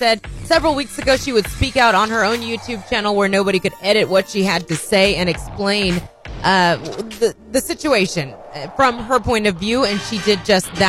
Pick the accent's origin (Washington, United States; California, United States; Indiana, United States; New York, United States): Indiana, United States; now in Arkansas, United States; I'm from Indiana